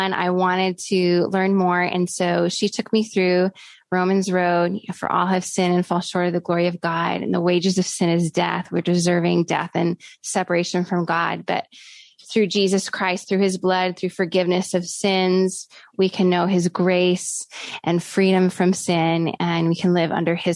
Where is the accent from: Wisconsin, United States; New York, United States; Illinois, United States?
Wisconsin, United States; Oshkosh; moved away as an adult; I was born in Wisconsin in the city of Oshkosh.